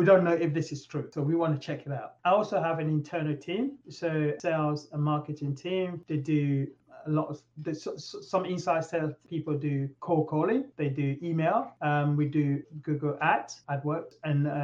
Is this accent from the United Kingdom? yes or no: yes; England, United Kingdom; moved away as an adult; now in United States; I'm from England